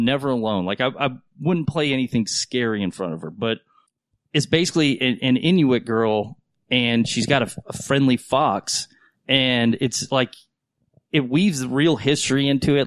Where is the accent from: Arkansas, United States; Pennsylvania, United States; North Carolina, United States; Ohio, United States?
North Carolina, United States; moved away; I grew up in North Carolina